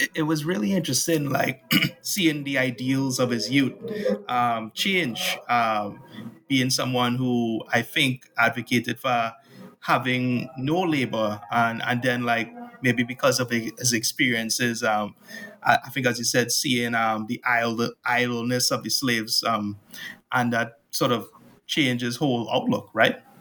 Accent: Trinidad & Tobago; born or raised there

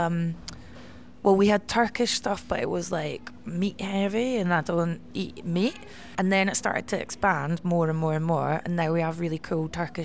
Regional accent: West Lothian, Scotland, United Kingdom; also born or lived in Catford, London; now in London, United Kingdom; I'm from West Lothian, but I didn't even go to West Lothian

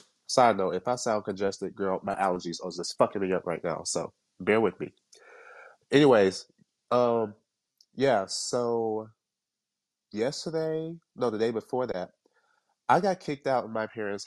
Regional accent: Kingston, Jamaica; I'm from Kingston, Jamaica, the hood

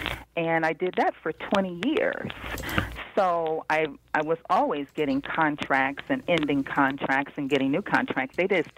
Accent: Cincinnati, Ohio, United States; I grew up in Cincinnati, Ohio. But I've been in the D.C. area for blah, blah, blah, many years.

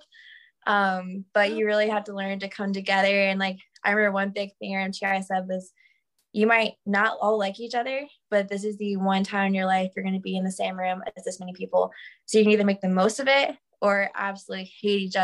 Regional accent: Macon, Georgia, United States; I grew up in Macon, Georgia

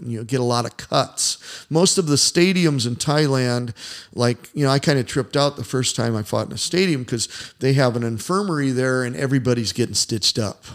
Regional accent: Indiana, United States; I'm from Indiana

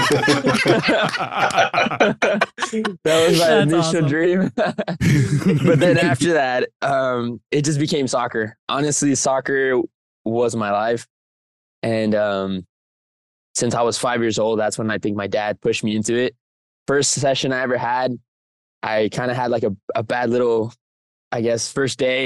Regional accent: El Paso, Texas, United States; El Paso, Texas, born and raised

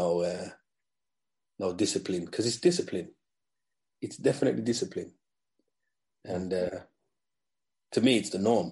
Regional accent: England, United Kingdom; I'm black English

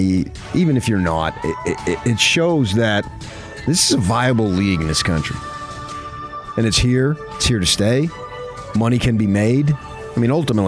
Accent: New Jersey, United States; also born or lived in Arizona; now in Utah, United States; my hometown, my original hometown

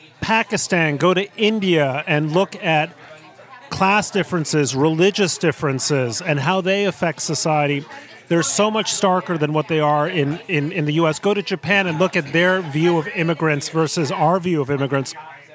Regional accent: Mexico City, Mexico; I grew up in Mexico City, in a household that in the United States would be upper middle class. In Mexico, it was just upper class.

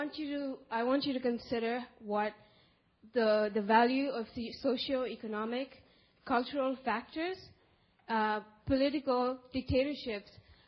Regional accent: Pakistan; I'm from Pakistan. I'm a Muslim from Pakistan

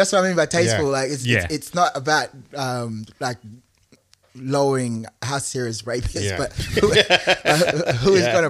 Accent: South Sudan; also born or lived in Ethiopia; now in Australia; I'm from South Sudan.

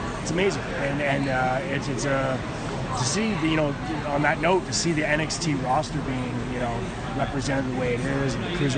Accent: Toronto, Ontario, Canada; I'm Canadian. I'm from Toronto

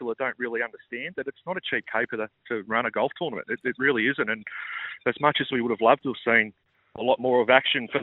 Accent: Australia; As an Australian golf fan

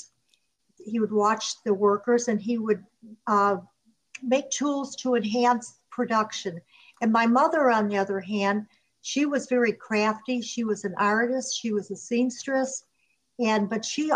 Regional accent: Chicago, Illinois, United States; moved away; we grew up in Chicago, and then after 10 years old we moved to the suburbs.

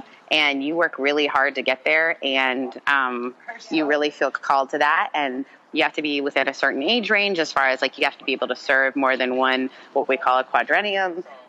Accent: Mississippi, United States; also born or lived in Canada; because I grew up in the South. I lived in Canada until I was 14. Then I moved to Mississippi.

